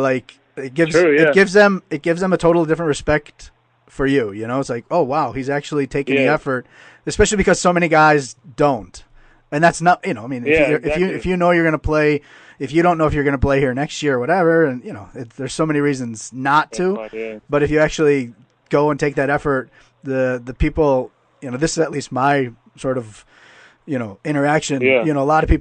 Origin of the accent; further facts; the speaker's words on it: Chicago, Illinois, United States; moved away as an adult; now in Germany; I'm an American from the northwest suburbs of Chicago. Have been here just about 20 years now.